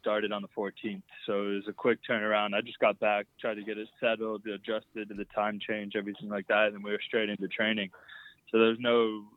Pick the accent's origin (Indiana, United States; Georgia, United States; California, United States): Georgia, United States; Atlanta; moved away as an adult; also born or lived in Chapel Hill, North Carolina / England; it's my hometown